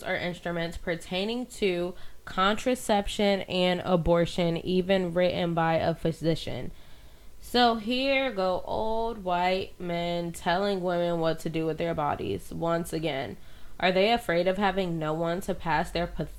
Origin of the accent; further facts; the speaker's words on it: Connecticut, United States; my hometown